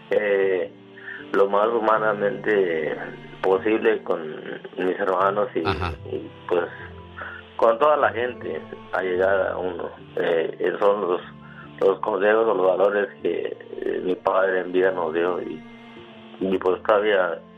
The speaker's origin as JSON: {"language": "Spanish", "town": "Rincón de María", "region": "Michoacán", "country": "Mexico", "tie": "born there", "said": "Nací en un pueblo que se llama Rincón de María. Michoacán."}